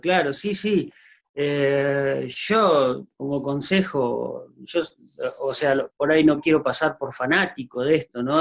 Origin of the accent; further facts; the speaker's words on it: Diego de Alvear, Santa Fe, Argentina; moved away as an adult; also born or lived in Catamarca; now in Córdoba, Argentina; yo vivía en Diego de Alvear, provincia de Santa Fe